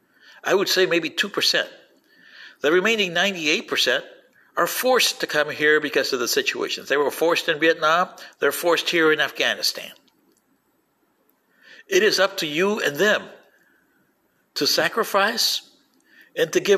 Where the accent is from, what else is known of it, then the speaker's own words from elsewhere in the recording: Panama; moved away as an adult; also born or lived in Lincoln Park, Michigan; now in United States; I was Panamanian in my home country